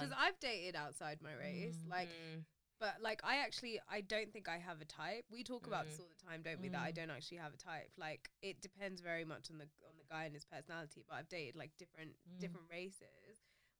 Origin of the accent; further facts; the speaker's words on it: London, United Kingdom; Harrow, London. No. I'm from London.